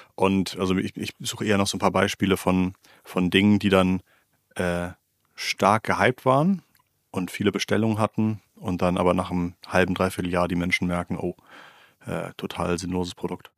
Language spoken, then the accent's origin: German; Germany; als, als Deutscher